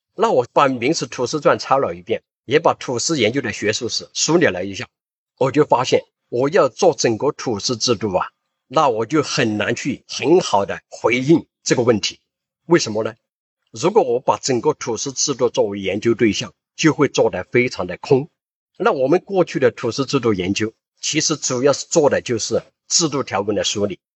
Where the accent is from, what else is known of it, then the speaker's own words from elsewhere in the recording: northwestern Guizhou, China; moved away; 然后我就回到我的家乡，贵州西北部去研究彝族